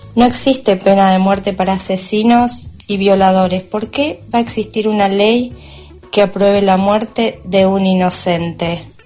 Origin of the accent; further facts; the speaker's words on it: Darregueira, Buenos Aires Province, Argentina; Soy de Darregueira